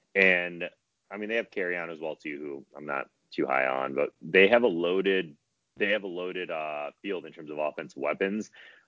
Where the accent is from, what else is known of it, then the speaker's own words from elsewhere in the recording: Detroit, Michigan, United States; I'm from Detroit